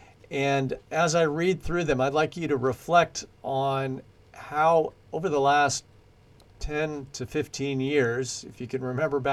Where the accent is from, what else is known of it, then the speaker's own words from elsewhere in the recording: United States; moved away as an adult; now in New Zealand; those of us from the United States